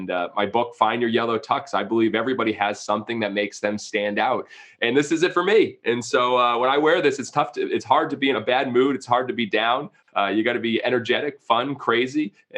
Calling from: Savannah, Georgia, United States; Savannah, Georgia. Actually, today in the bowels of our stadium, underneath our ballpark and our converted studio today in Savannah, Georgia.

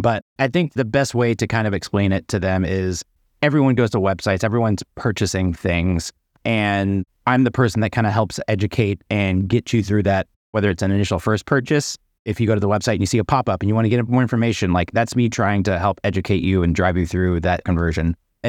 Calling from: Brooklyn, New York, United States; I'm in Brooklyn, New York.

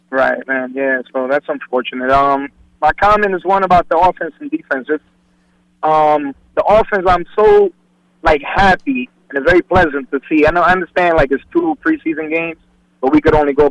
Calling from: Bergenfield, New Jersey, United States; from Bergenfield.

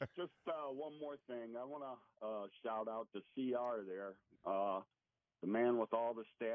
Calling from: Sandusky, Ohio, United States; I'm actually in Sandusky, Ohio.

